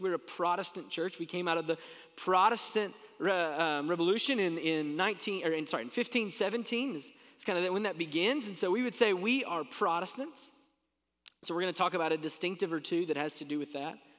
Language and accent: English; South Central Kentucky, United States; I grew up in South Central Kentucky